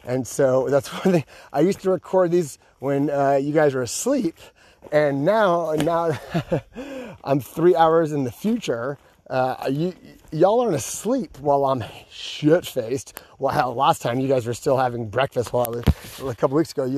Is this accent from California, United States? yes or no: yes; California, United States; moved away as an adult; now in Georgia, United States; I'm from California and we say you guys in California